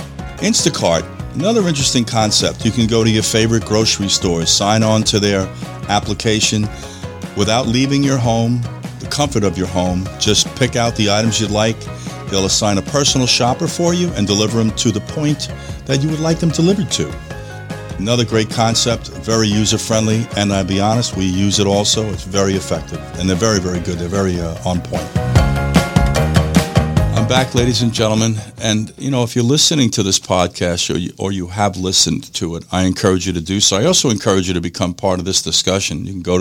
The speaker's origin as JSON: {"language": "English", "region": "New York", "country": "United States", "said": "In any case, we are very fortunate to be doing this in the state of Florida. I come from New York."}